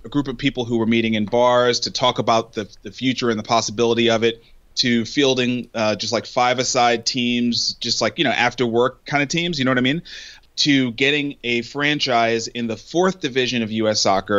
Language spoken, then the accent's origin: English; New York City, New York, United States; now in Nashville, United States; I was born and raised in Brooklyn, New York